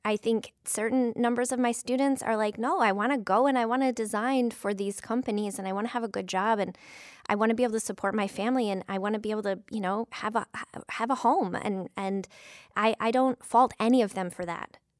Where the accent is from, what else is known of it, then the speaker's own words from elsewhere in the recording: Flint, Michigan, United States; now in Toledo, United States; in Flint, Michigan, my hometown